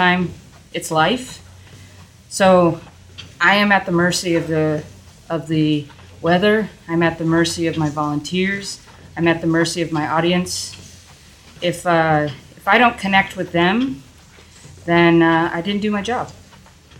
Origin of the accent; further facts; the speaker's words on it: New England, United States; I grew up in New England